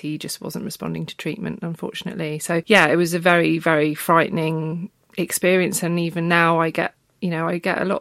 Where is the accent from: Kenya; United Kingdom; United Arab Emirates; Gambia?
United Kingdom; Brighton, South East England; moved away; And I'm from Brighton originally.